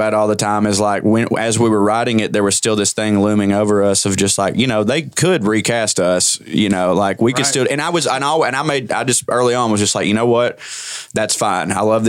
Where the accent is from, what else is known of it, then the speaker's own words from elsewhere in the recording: close to Chattanooga, Tennessee, United States; close to Chattanooga, Tennessee.